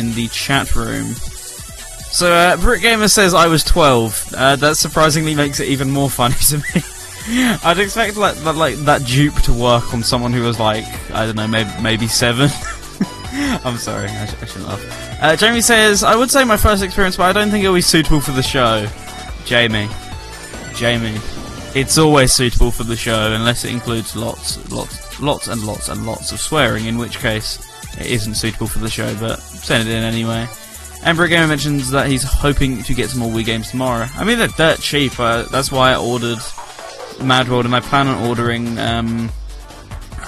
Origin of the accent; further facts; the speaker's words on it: United Kingdom; all of us in the chat room are currently British